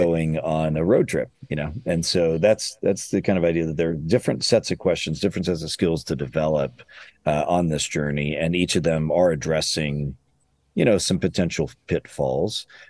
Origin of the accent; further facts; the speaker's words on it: Illinois, United States; moved away as an adult; also born or lived in Chicago area; now in Louisville, United States; I'm from Illinois and then lived in the Chicago area for a long time